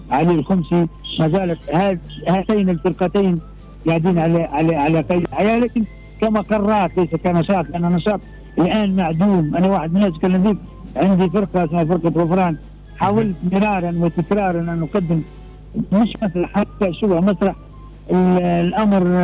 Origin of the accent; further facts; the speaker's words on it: Tripoli, Libya; احنا عندنا في طرابلس